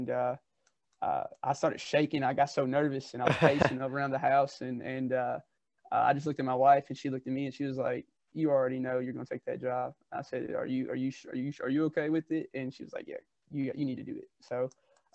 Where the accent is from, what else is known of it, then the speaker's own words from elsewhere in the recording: Bloomfield, Kentucky, United States; I grew up in Bloomfield, Kentucky. It's a small rural town just south of Louisville, Kentucky